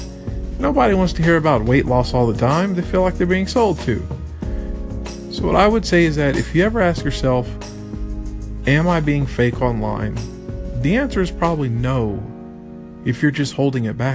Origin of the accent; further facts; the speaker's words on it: United States; now in Vietnam; I'm the only American here. The only English-speaking person here